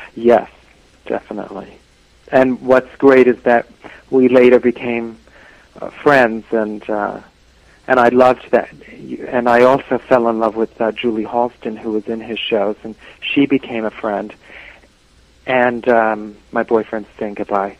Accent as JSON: {"language": "English", "town": "New York City", "region": "New York", "country": "United States", "tie": "born or raised there", "said": "growing up in the Bronx"}